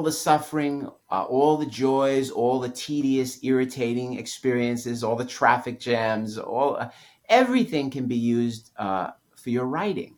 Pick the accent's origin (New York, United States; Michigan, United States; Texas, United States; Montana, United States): New York, United States; New York City; I grew up in New York City